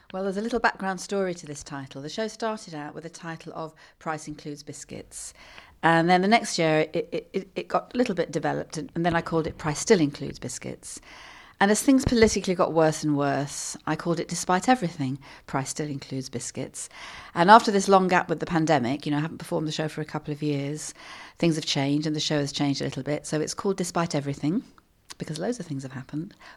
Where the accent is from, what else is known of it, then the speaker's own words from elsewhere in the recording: London, United Kingdom; growing up in London